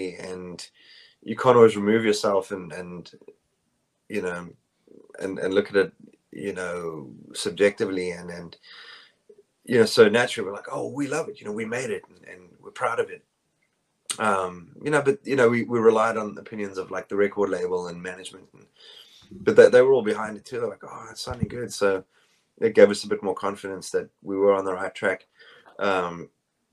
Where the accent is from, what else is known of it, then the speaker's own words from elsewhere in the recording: South Africa; moved away as an adult; now in United States; I'm South African.